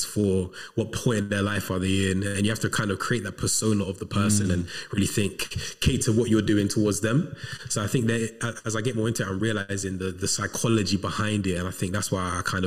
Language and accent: English; Coventry, West Midlands, United Kingdom; moved away as an adult; also born or lived in London; now in Manchester, United Kingdom; I'm originally from Coventry. I was born in London, but I was raised in Coventry